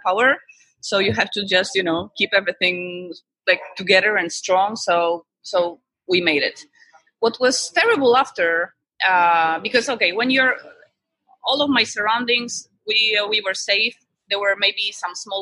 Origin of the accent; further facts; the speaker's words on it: Poland; moved away as an adult; now in Indonesia; I'm from Poland, so I before I came to Indonesia